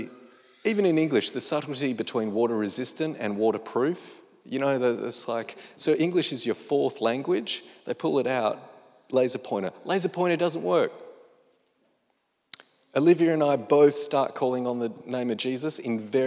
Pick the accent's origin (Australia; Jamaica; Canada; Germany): Australia; one Australian comedian at home